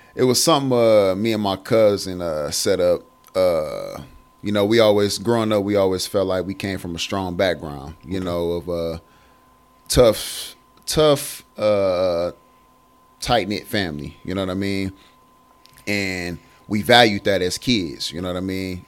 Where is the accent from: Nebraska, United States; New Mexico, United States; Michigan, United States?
Michigan, United States; moved away as an adult; now in Columbus, United States; I moved away from Michigan because I'm originally from Michigan